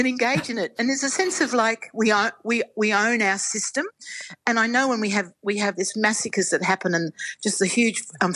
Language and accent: English; Australia; also born or lived in Albury Wodonga; my enormous pride and patriotism in being an Australian